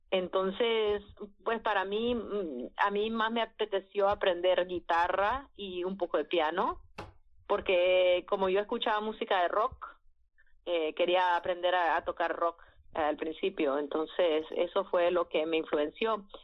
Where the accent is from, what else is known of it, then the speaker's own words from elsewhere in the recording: Miami, Florida, United States; also born or lived in New Orleans / Nicaragua; la verdad es que nací en Orleans, pero nos fuimos a Miami cuando tenía dos años.